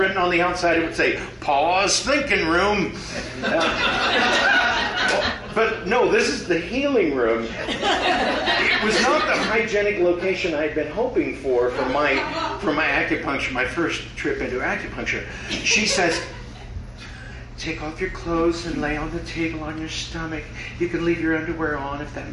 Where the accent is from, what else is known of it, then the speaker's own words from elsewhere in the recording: Midwest, United States; moved away; I grew up in the Midwest